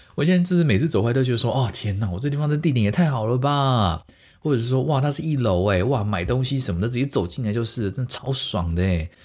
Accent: Taiwan; moved away as an adult; now in Giessen, Germany; 我是从台湾来的

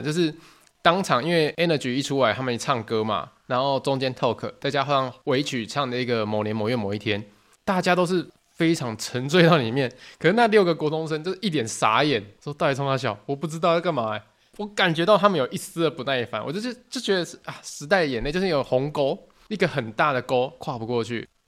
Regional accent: Tainan, Taiwan; 我是台南人

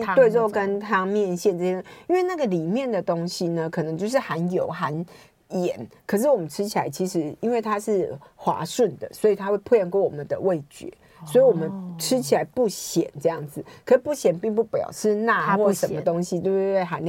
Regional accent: Taichung, Taiwan; 台中，我台中人呢。

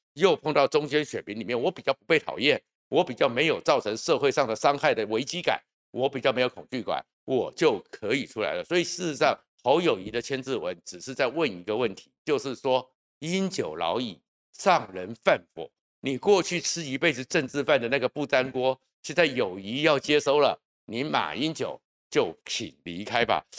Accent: Taoyuan, Taiwan; 我出生于桃园的大圈区

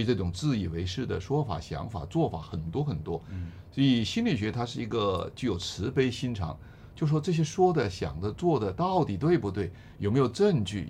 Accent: China; 我们中国人

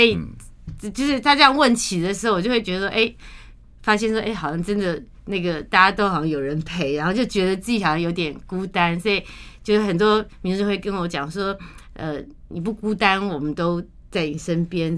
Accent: Taiwan; 我们虽然出生在台湾，长在台湾，然后都是为台湾在做事服务

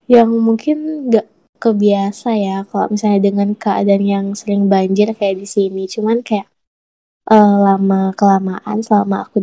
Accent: Malinau, North Kalimantan, Indonesia; jadi aku tuh asli orang Malinau kan hmm. masalah banjir di Malinau itu di tempatku ya alhamdulillah nggak begitu sering ya.

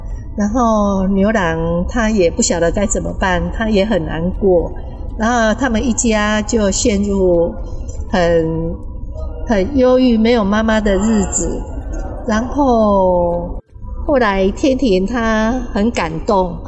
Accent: Kaohsiung, Taiwan; 我住高雄。

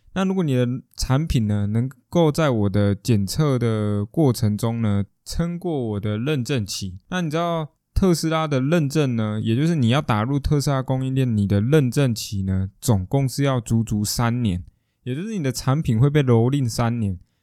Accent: Taiwan; 我们台湾人不会那么地讲究生活，享受生活这件事情

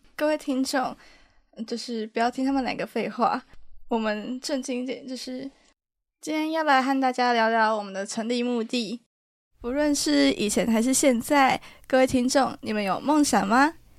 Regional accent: Taiwan; now in Taipei, Taiwan; 我算身为一个台湾人

